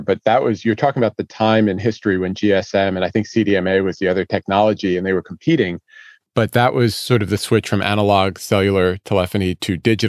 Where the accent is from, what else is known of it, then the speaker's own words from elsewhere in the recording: East Coast, United States; now in Chicago, United States; I grew up on the East Coast, but I'm sitting here in Chicago right now.